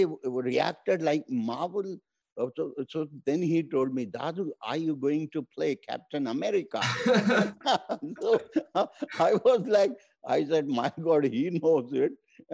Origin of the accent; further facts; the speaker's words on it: India; first language Hindi; English is a second language; my native language, Hindi